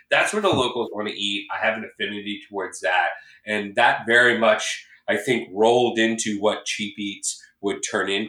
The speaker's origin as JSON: {"language": "English", "region": "Midwest", "country": "United States", "tie": "born or raised there", "moved": "as an adult", "lives_now": "Los Angeles, United States", "said": "I'm originally from the Midwest. I came to Los Angeles to chase a dream in entertainment. I studied theater at USC."}